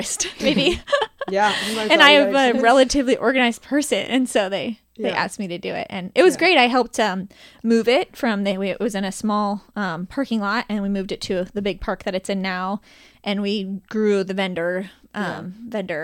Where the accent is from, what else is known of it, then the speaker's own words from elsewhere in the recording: Cincinnati, Ohio, United States; I'm born and raised in Northside. Still live there and love it